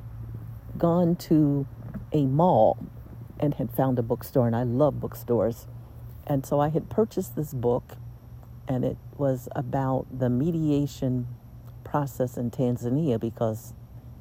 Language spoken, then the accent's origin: English; United States; now in Lisbon, Portugal; I was an attorney from the United States